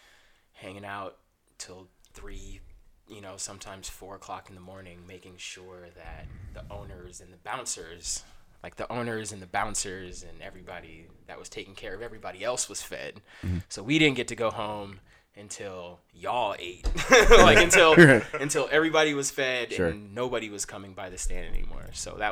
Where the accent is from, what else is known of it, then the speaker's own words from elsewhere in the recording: Georgia, United States; I am originally from Georgia. Spent most of my life out here, though.